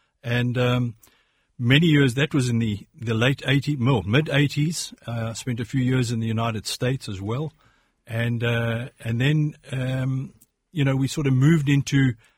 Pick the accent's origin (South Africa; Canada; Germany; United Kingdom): South Africa; born there; accent: South African; I was born in South Africa. I've got Irish roots and an Irish name.